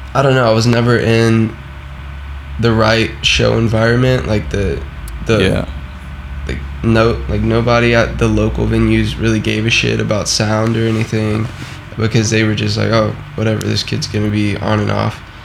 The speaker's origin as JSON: {"language": "English", "region": "the South", "country": "United States", "said": "I am from the South, so Florida and you know Louisiana and all of that stuff."}